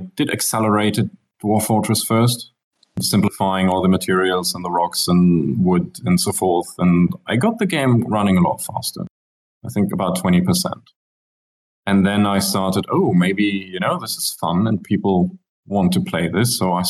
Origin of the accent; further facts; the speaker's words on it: Germany; moved away; I'm originally from Germany, but I spent most of my life somewhere else.